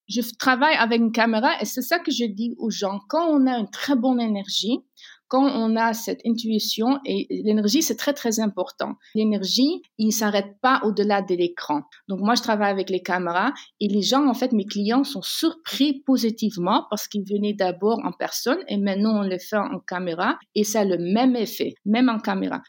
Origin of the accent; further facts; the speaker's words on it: Netherlands; Je suis née aux Pays-Bas et j'ai grandi entre deux cultures